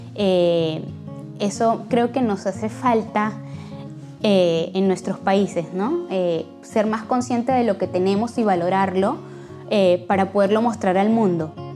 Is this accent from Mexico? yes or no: no; Venezuela; moved away as an adult; also born or lived in Caracas / Lima, Peru; now in Braga, Portugal; soy natural de Venezuela, pero soy nacionalizada peruana